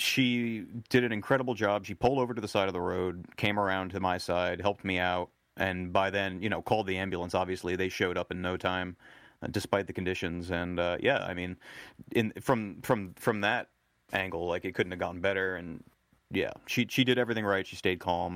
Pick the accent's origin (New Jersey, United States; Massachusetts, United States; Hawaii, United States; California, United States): New Jersey, United States; I grew up in New Jersey